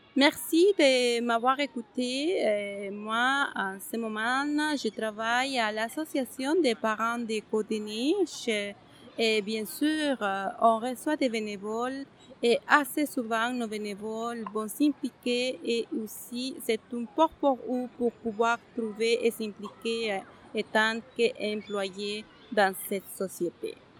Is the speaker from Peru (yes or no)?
yes; Huancayo, Junín, Peru; French is a second language; moved away as an adult; also born or lived in United States; now in Montreal, Canada; moi, au Pérou, j'habitais dans les montagnes